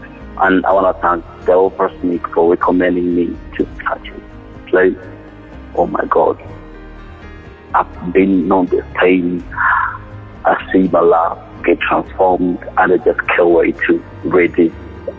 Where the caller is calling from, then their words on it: Uganda; I'm calling in how the Bible has transformed my life. … from Uganda.